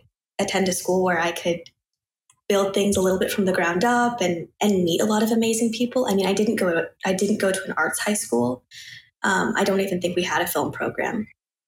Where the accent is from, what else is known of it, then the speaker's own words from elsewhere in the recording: Portland, Oregon, United States; moved away as an adult; also born or lived in New York; I'm from Portland, Oregon. So West Coast